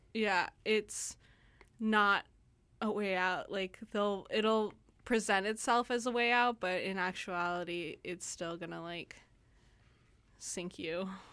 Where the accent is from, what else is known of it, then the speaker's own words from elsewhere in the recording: United States; I'm American